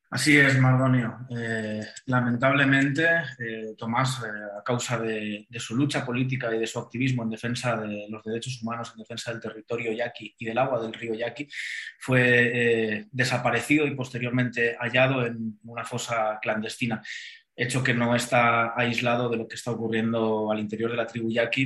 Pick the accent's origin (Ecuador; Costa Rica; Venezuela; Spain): Spain; Valencian Community; moved away as an adult; now in Mexico; yo haya nacido en el país valenciano